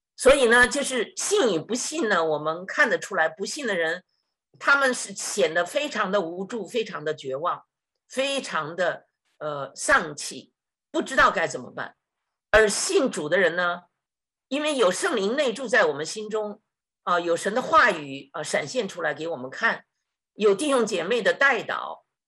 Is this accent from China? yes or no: yes; China; moved away; 我们中国人说这一劫